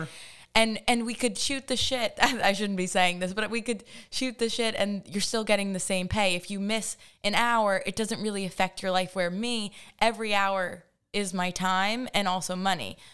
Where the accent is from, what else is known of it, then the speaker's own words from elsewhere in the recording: Hampton Bays, New York, United States; I grew up in Hampton Bays, uh, the land of the Baymen